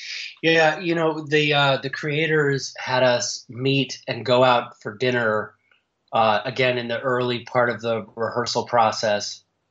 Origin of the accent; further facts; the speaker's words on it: Canada; born there; She's from a town very close to where I was born in Canada